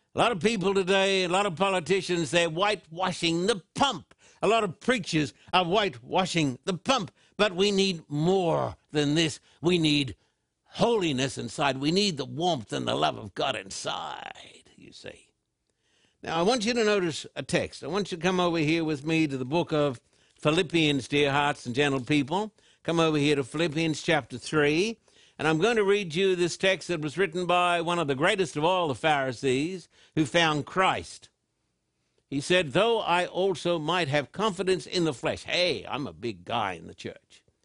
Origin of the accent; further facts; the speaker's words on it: Australia; I was brought up in Australia